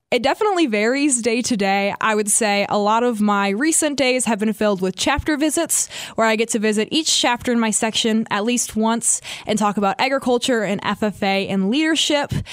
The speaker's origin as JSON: {"language": "English", "town": "Albany", "region": "Wisconsin", "country": "United States", "said": "I'm from Albany, Wisconsin"}